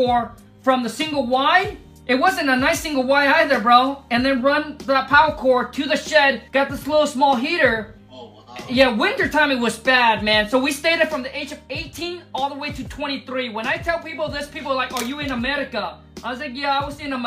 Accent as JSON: {"language": "English", "country": "Vietnam", "tie": "born or raised there", "second_language": "English", "moved": "yes", "said": "I was born in Vietnam, grew up in a mud hut."}